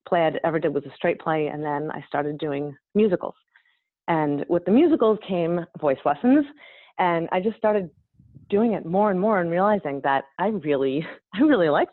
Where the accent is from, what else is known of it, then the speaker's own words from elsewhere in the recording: New York, United States; I'm from Woodman, New York